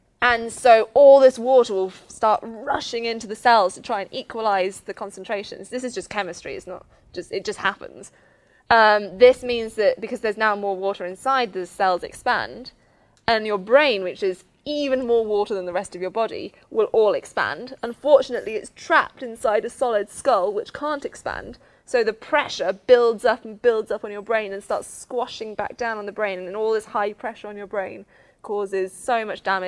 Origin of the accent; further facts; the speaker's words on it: Oxford, South East England, United Kingdom; I'm from Oxford. It's too posh.